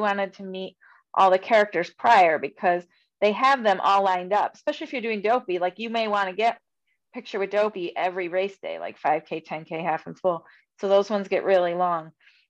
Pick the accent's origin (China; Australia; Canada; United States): United States; Buffalo, New York; And I'm from Buffalo